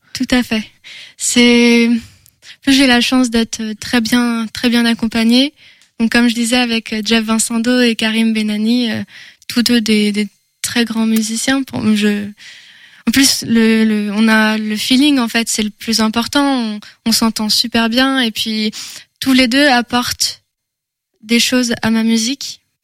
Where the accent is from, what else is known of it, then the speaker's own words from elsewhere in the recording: Angers, Pays de la Loire, France; first language French; je suis une angevine déjà. Je peux, je peux commencer par là. Je suis née à Angers. J'ai grandi dans une famille de musiciens.